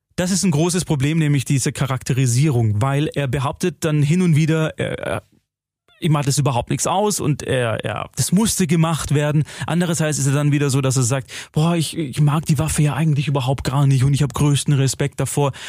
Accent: Germany; bei uns in Deutschland

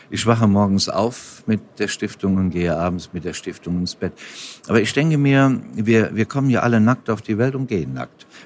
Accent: Rhineland-Palatinate, Germany; in meiner Heimat bin, ich bin ja Westerwälder, bin ja auf dem Land groß geworden, da, da, da, lebe, da lebe ich ja auch gerne.

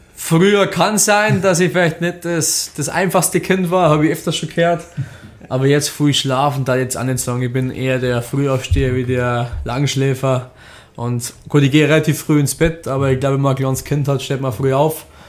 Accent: Rosenheim, Bavaria, Germany; also born or lived in Düsseldorf; ich bin gebürtiger Rosenheimer, ich habe den ganzen Nachwuchs durchlaufen

